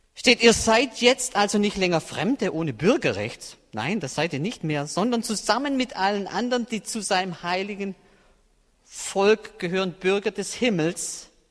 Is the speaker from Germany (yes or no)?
yes; Swabian Jura, Baden-Württemberg, Germany; moved away as an adult; now in Berlin, Germany; ich habe eine Heimat auf der Erde, das ist die Schwäbische Alb. Und da sind wirklich meine Wurzeln, wirklich. Da ist meine Familie, meine Verwandtschaft. Da bin ich aufgewachsen